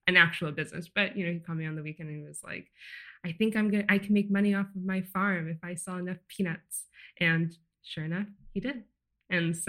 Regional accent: Santa Barbara, California, United States; I'm from Santa Barbara, which is a small beach town in California

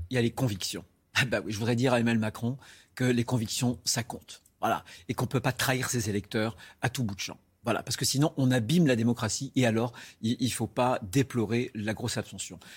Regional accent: Vendée, Pays de la Loire, France; chez moi en Vendée

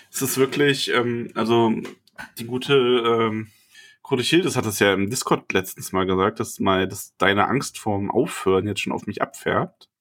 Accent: Bavaria, Germany; hier bei uns in Bayern

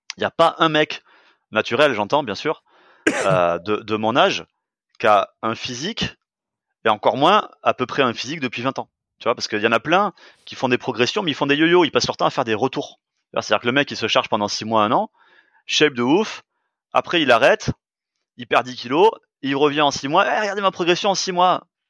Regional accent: France; on est français

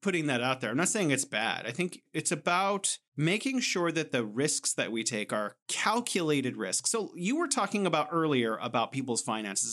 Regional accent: United States; I'm an American

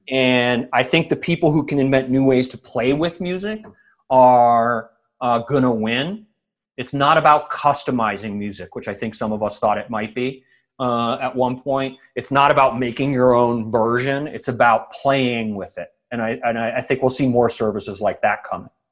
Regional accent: Evanston, Illinois, United States; also born or lived in Rochester, New York; I was born in Rochester, New York, because my dad worked for Kodak, but by the time I was like three years old, we were in Evanston, Illinois

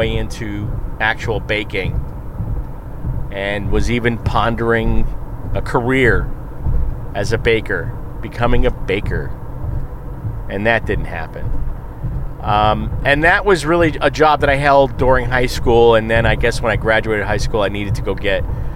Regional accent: Amityville, New York, United States; moved away; I was born in Amityville

